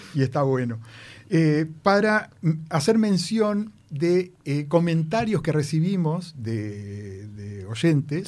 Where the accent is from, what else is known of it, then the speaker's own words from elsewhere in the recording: Uruguay; como uruguayo